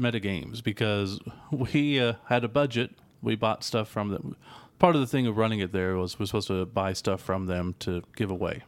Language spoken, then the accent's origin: English; United States; we're American.